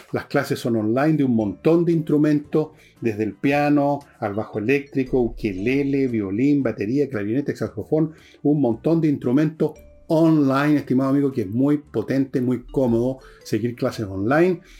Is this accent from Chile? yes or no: yes; Chile